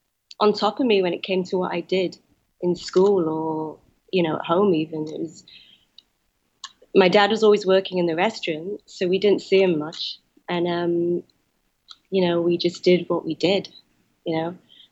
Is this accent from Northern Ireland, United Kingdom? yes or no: no; Wales, United Kingdom; he expected us to act and be Chinese, even though we were raised in Wales.